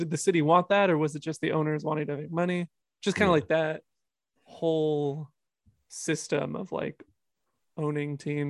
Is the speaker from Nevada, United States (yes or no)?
yes; Las Vegas, Nevada, United States; growing up in Vegas with, like, zero teams